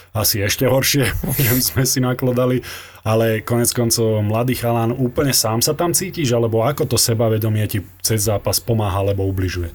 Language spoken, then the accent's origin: Slovak; Slovakia; sme Slováci, takto sebavedomie máme trošku také pokrivené